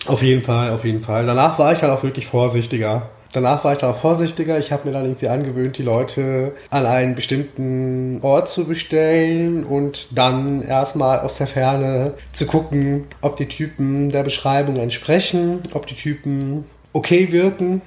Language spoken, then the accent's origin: German; Mainz, Rhineland-Palatinate, Germany; now in Berlin, Germany; in der Nähe von meinem Geburtsort, mhm. Mainz